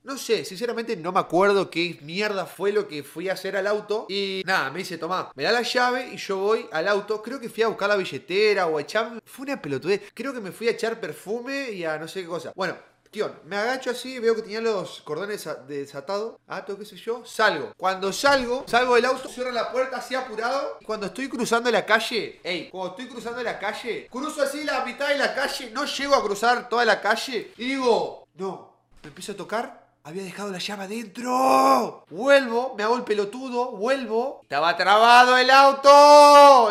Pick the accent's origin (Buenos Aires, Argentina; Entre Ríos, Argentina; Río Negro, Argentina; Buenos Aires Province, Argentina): Entre Ríos, Argentina; Paraná; yo soy de Paraná